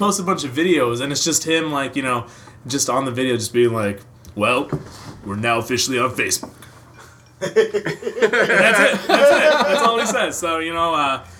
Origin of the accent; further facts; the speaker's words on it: Seattle, Washington, United States; moved away as an adult; also born or lived in New York; I grew up in the Seattle area, but up north where Starbucks was king. You gotta have your peppermint mocha. You know, that's what high school's about. I moved to New York for school